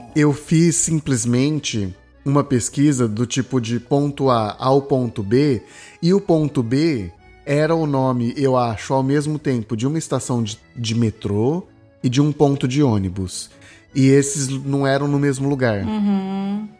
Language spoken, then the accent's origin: Portuguese; Brazil; vem eu, brasileiro, com as minhas cargas, com a minha história